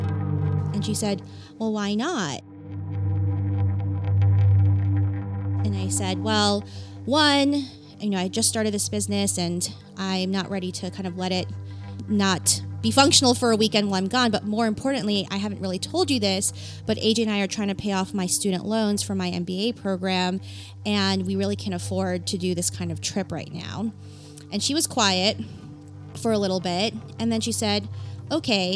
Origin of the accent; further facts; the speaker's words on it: New York City, New York, United States; moved away; I grew up in New York City. Most of my friends are still in New York City